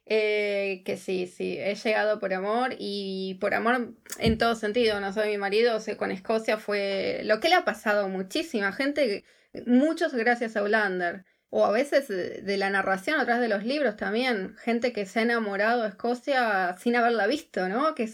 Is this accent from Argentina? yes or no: yes; Argentina; moved away as an adult; now in Scotland, United Kingdom; una vez viajando por la Patagonia Argentina, que yo soy de, Argentina